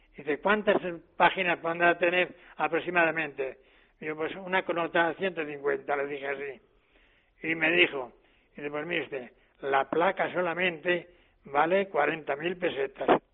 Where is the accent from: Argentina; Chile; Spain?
Spain; Tórtola de Henares, Castilla-La Mancha; En mi pueblo había industria de espartería